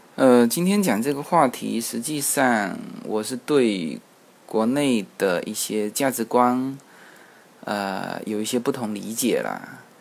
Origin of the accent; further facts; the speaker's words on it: China; 其实我们中国人在外面买东西呢